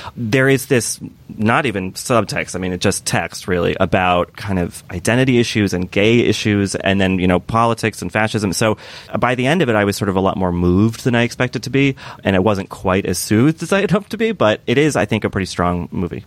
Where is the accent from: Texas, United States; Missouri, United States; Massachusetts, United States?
Massachusetts, United States; Boston area; moved away; transported home to that sort of wintry, kind of stony mindset